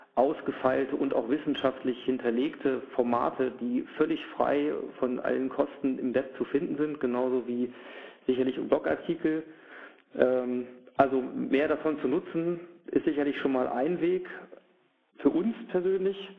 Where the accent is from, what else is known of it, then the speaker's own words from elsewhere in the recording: Germany; nun bin ich auch Deutscher